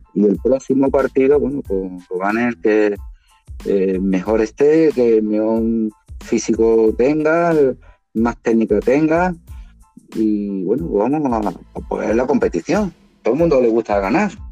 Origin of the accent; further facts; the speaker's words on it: Málaga, Andalusia, Spain; como malagueño